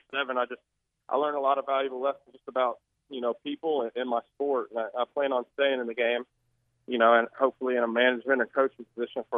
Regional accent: Little Rock, Arkansas, United States; moved away as an adult; now in Fayetteville, United States; born and raised in Little Rock.

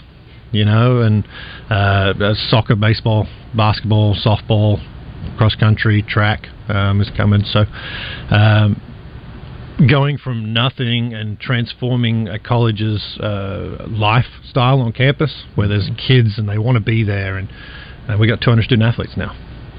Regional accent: Sydney, New South Wales, Australia; it's kind of what I grew up in Sydney, a small town piece of Sydney.

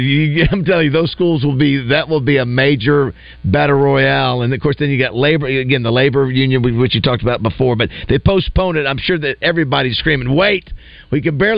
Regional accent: Panama City, Florida, United States; my hometown of Panama City.

